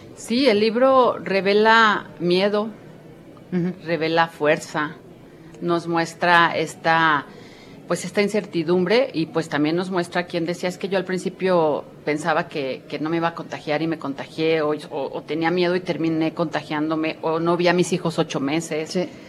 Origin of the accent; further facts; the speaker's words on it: Guadalajara, Jalisco, Mexico; moved away; yo que soy tapatía, pero que no vivo en Guadalajara